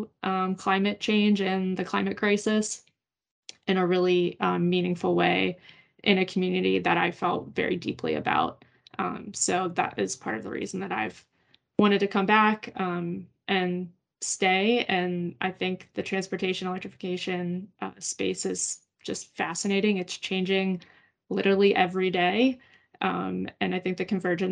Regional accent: Pittsburgh, Pennsylvania, United States; moved away as an adult; I grew up in Pittsburgh and then had, you know, moved away for quite a few years

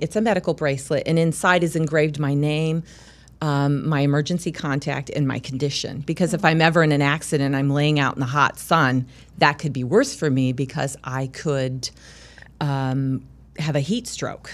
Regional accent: Charleston, South Carolina, United States; now in Illinois, United States; I grew up in Charleston, South Carolina

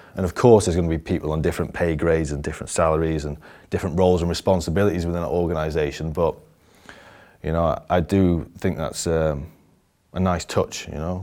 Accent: Barnsley, Yorkshire and the Humber, United Kingdom; also born or lived in Denby Dale; I was from Barnsley in, uh, it's in the north of England.

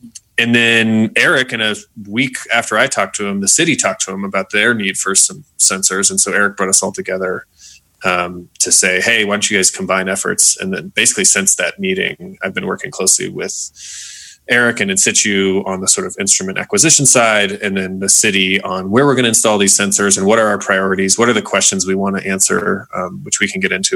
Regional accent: Monument, Colorado, United States; also born or lived in Boulder, Colorado / France / North Carolina; my background is that I grew up in Colorado, in Monument, Colorado, so not far from here, about 2 hours south

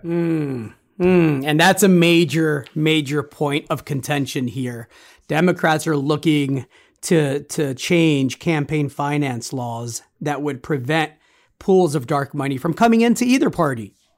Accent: United States; As an American

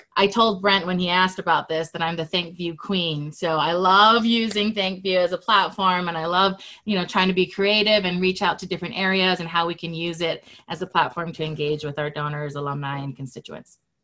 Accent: Hawaii, United States; moved away as an adult; now in Utah, United States; I was born and raised in Hawaii, and I've lived in Utah for 15 years.

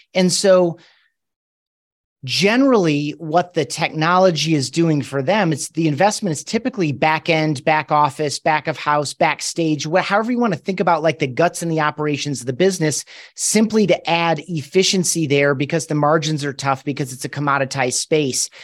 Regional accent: Grand Rapids, Michigan, United States; moved away as an adult; now in Colorado Springs, United States; I grew up in Grand Rapids, Michigan

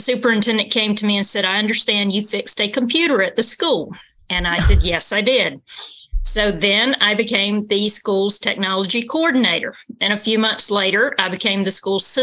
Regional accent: Georgia, United States; moved away as an adult; now in New Hampshire, United States; I'm originally from Georgia

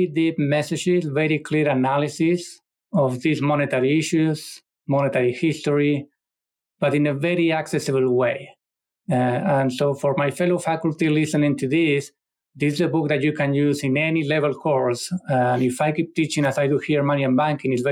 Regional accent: Argentina; moved away; my home country, Argentina

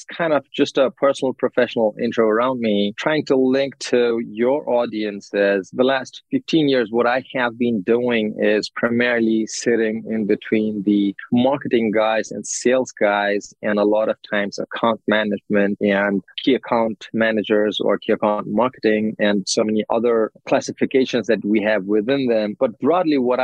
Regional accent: Nepal; moved away as an adult; also born or lived in Chicago; I'm from Nepal

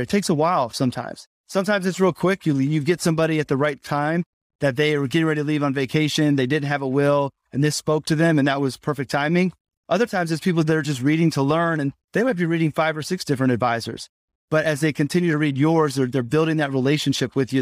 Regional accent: Indianapolis, Indiana, United States; I grew up in Indianapolis

